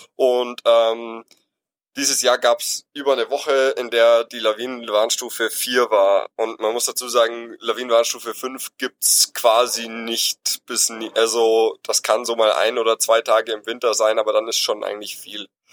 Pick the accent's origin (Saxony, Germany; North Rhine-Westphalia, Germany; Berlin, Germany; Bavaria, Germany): Bavaria, Germany; Allgäu; Ich komme selber aus dem Allgäu, also ganz im Süden von Deutschland in Bayern